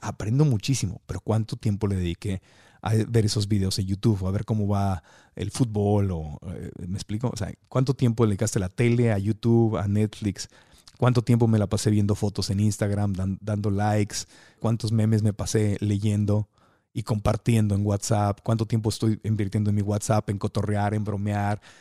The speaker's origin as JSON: {"language": "Spanish", "town": "Tijuana", "region": "Baja California", "country": "Mexico", "tie": "born or raised there", "said": "yo soy de Tijuana y de chiquito mi familia y yo hablábamos así, amá, y así nos quejábamos, ¿verdad? Con el acento"}